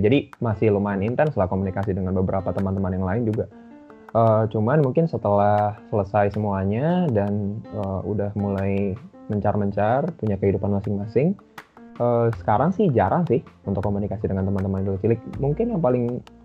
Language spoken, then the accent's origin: Indonesian; Batam, Riau Islands, Indonesia; moved away; aku dari kecil di Batam itu udah sering ikut lomba-lomba nyanyi